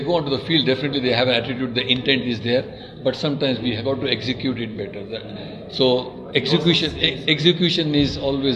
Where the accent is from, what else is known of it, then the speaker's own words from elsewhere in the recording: India; I come from India